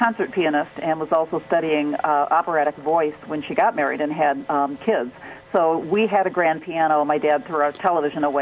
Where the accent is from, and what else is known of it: Michigan, United States; also born or lived in Detroit